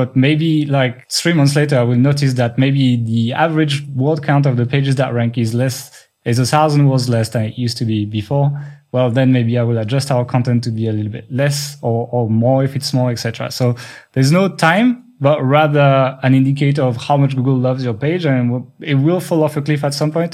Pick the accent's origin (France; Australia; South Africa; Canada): France; English is a second language